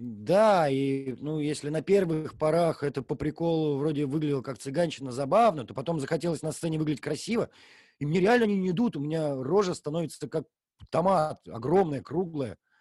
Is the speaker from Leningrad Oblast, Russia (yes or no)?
yes; Gatchina, Leningrad Oblast, Russia; всю жизнь, все детство живешь в Гатчине